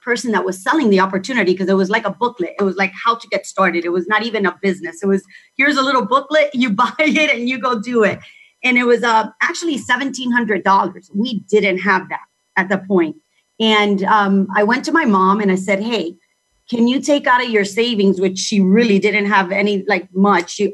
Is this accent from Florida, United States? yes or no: yes; Miami, Florida, United States; I was born in Miami. My parents are Cuban, but I was born and raised in Miami.